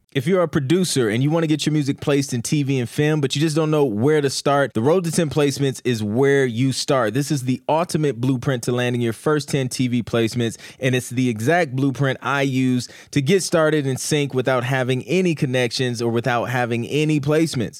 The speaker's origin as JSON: {"language": "English", "region": "Ohio", "country": "United States", "said": "I'm from Ohio"}